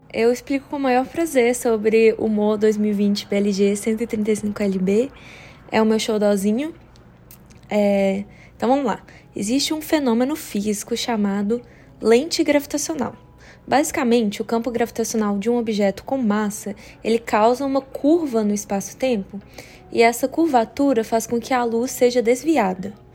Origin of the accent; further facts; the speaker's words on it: Brazil; moved away as an adult; also born or lived in Canada; now in Washington, D.C., United States; eu cresci a minha vida toda no Brasil